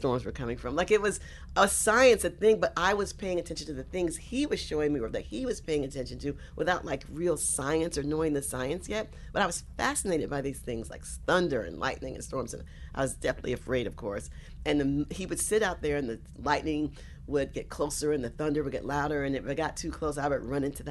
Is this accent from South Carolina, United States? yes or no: yes; South Carolina, United States; now in New York, United States; I was born here in New York, but I grew up in South Carolina